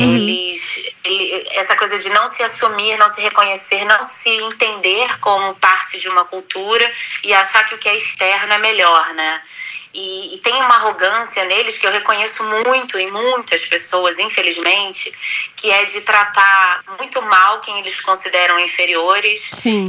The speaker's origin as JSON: {"language": "Portuguese", "country": "Brazil", "said": "não sou descendente de nada, eu sou totalmente brasileira"}